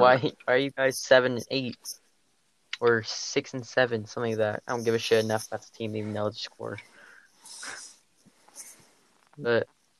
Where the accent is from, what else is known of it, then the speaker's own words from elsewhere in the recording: North Dakota, United States; We're all from the Dakotas. North Dakota, don't you know? That's where I'm from.